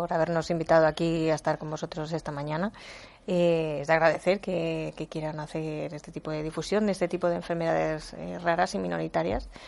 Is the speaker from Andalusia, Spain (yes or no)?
no; Guadalajara, Castilla-La Mancha, Spain; Eh, Nacho es de Guadalajara, somos de Guadalajara.